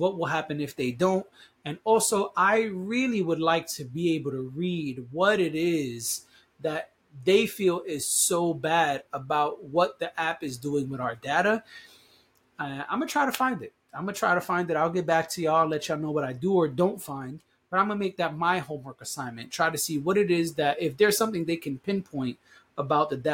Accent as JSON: {"language": "English", "country": "United States", "said": "As an American citizen"}